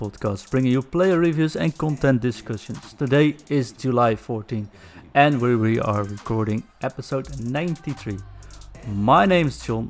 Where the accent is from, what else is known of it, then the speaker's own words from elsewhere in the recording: Netherlands; English is a second language; I'm from the Netherlands, if you didn't tell that by my accent